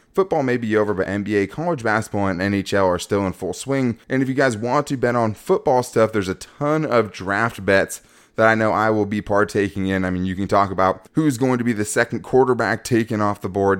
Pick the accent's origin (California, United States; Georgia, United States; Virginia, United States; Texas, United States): California, United States; San Diego; As a guy who followed the Chargers pretty much my whole life growing up in San Diego